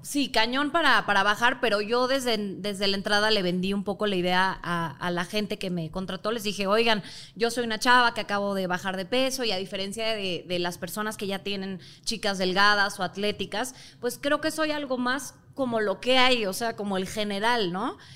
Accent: Mexico; Soy mexicana

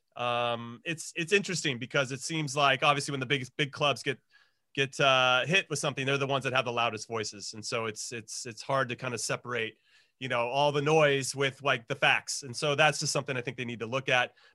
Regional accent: United States; As an American

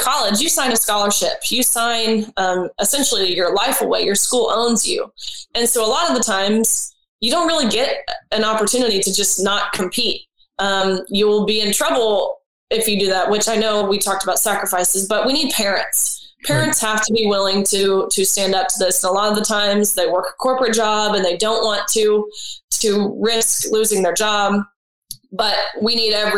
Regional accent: Tennessee, United States; We're from Tennessee

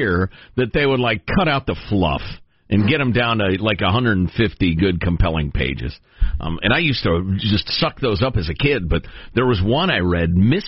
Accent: Midwest, United States; moved away; Growing up in the Midwest, of course, we had a basement.

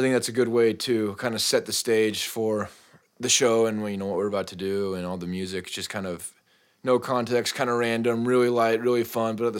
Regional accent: Spokane, Washington, United States; moved away; also born or lived in southern Utah; So I went to high school in Eastern Washington in Spokane. And before that, my whole family, we grew up Mormon, and everybody is down in Utah, southern Utah.

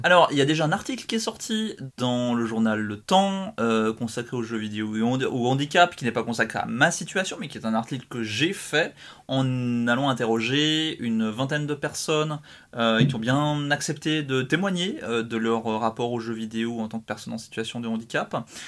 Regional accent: Switzerland; je suis suisse

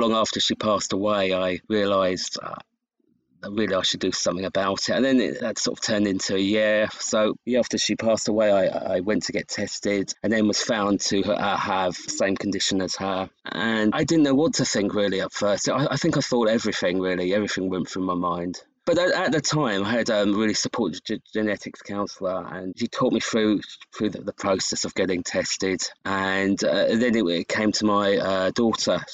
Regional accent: United Kingdom; I'm from the UK

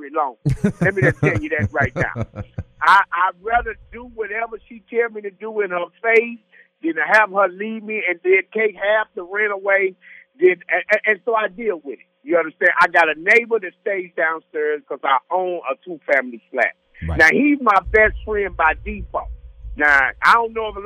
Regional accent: St. Louis, Missouri, United States; I'm from St. Louis

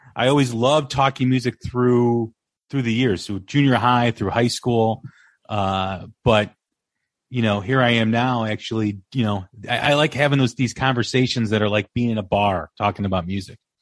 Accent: Des Plaines, Illinois, United States; I grew up in Des Plaines, just just off of O'Hare Airport

